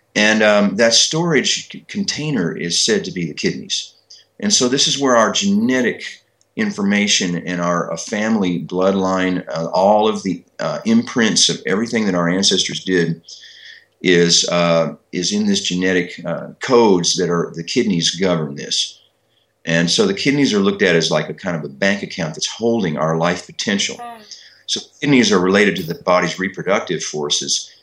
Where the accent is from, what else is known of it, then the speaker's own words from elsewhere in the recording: Kentucky, United States; when I was growing up in Kentucky